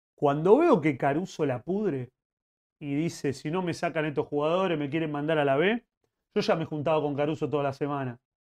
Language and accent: Spanish; Avellaneda, Buenos Aires Province, Argentina; Yo me, crié en Avellaneda, soy de Avellaneda.